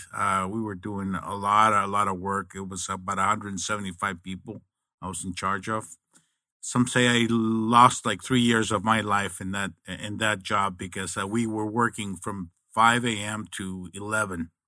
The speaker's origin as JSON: {"language": "English", "town": "Nogales", "region": "Sonora", "country": "Mexico", "tie": "born or raised there", "moved": "yes", "lives_now": "Arizona, United States", "said": "I'm originally from Nogales, Mexico"}